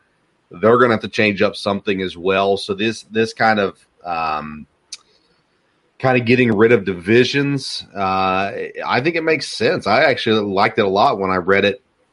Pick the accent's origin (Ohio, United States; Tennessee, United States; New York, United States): Tennessee, United States; I heard about girls' basketball and football growing up in Tennessee